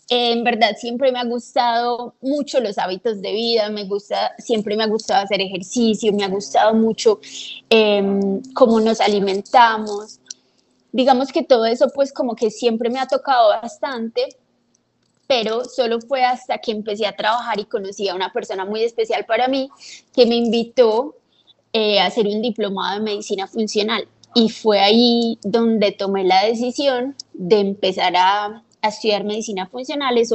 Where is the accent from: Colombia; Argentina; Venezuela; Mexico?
Colombia; born there; moved away; also born or lived in Canada; Eh, yo nací en Colombia y me fui a vivir a Canadá muchos años. Allá aún viven mis papás y una de mis hermanas. Eh, me devolví a Colombia a estudiar medicina